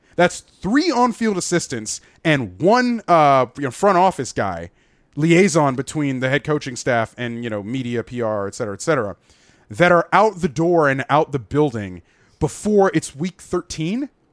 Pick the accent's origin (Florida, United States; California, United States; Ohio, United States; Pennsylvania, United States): Florida, United States; Gainesville; moved away as an adult; I grew up in Gainesville, Florida.